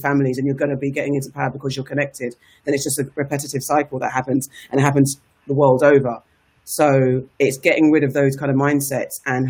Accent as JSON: {"language": "English", "region": "England", "country": "United Kingdom", "said": "I'm from the UK"}